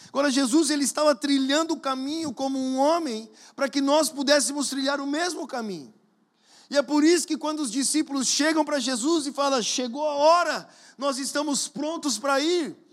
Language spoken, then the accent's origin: Portuguese; Brazil; moved away; você sabe de onde eu venho? Brasil, já ouviu falar, perto da Colômbia